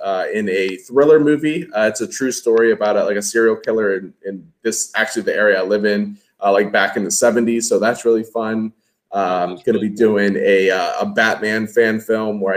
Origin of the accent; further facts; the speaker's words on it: Washington, District of Columbia, United States; also born or lived in North Carolina; now in Virginia, United States; I am from the Washington, D.C. area. I live in Virginia, just south of D.C.